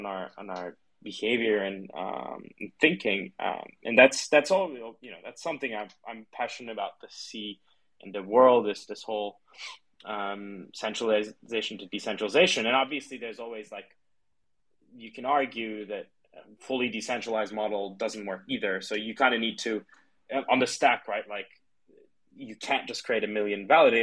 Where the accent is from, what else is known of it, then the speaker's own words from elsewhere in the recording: Turkey; now in London, United Kingdom; I grew up in Turkey